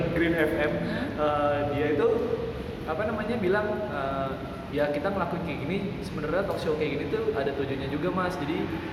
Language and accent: Indonesian; Cilegon, Banten, Indonesia; moved away as an adult; now in Surakarta, Indonesia; gue sendiri Cilegon